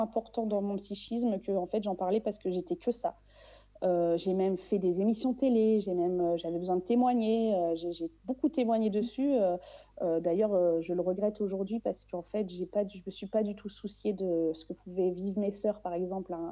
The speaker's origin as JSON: {"language": "French", "country": "Réunion", "tie": "born or raised there", "said": "je suis née à La Réunion"}